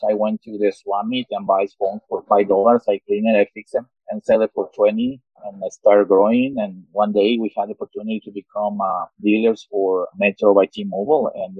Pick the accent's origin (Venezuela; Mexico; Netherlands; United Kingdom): Mexico; moved away as an adult; now in Salt Lake City, United States; I was born in Mexico, and I moved to the United States 22 years ago.